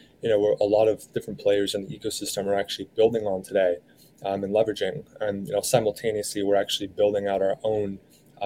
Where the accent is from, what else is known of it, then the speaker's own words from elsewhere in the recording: San Diego, California, United States; also born or lived in Philadelphia; now in New York, United States; I'm actually originally from San Diego